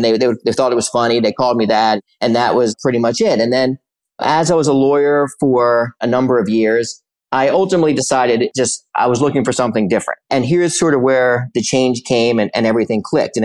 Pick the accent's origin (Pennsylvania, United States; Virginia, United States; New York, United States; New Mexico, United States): Pennsylvania, United States; Philadelphia; I grew up in Center City, Philadelphia and Society Hill in basically in the 70s and 80s.